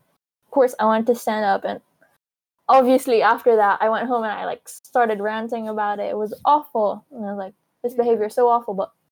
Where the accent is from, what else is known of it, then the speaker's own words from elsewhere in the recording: Philippines; I would never get anywhere because I'm Filipino and Filipinos are helpers